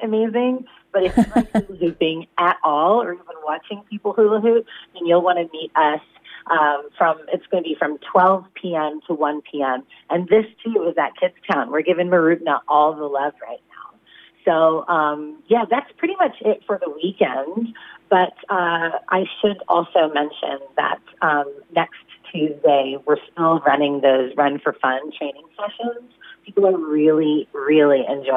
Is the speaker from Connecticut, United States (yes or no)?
no; California, United States; now in Shepparton, Australia; I'm from California